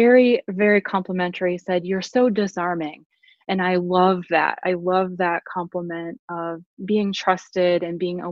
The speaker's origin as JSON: {"language": "English", "region": "Southwest Wisconsin", "country": "United States", "tie": "born or raised there", "said": "I grew up in Southwest Wisconsin, so very rural"}